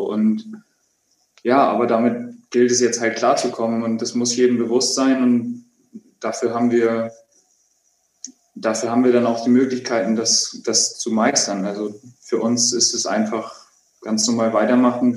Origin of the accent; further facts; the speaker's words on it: Hamburg, Germany; ich bin in Hamburg geboren. Ich äh, habe nie woanders gelebt. Ich Bin da zur Schule gegangen.